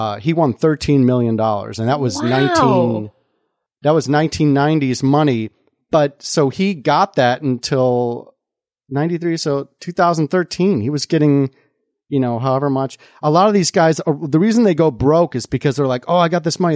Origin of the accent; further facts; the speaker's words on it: Mundelein, Illinois, United States; the town I grew up in Illinois, northern suburbs of Chicago, right near the Wisconsin border, town called Mundelein.